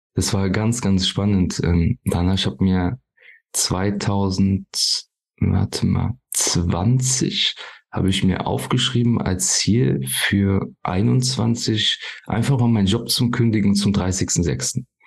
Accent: near Koblenz, Rhineland-Palatinate, Germany; Ich komme hier aus der Nähe von Koblenz, paar Kilometer von Koblenz entfernt

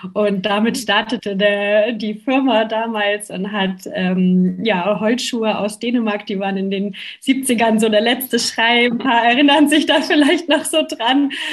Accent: Germany; bei uns in Deutschland

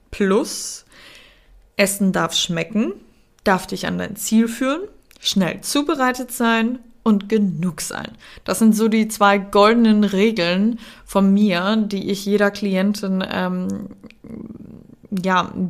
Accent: Austria; Ich bin ja in Österreich geboren und teilweise auch aufgewachsen.

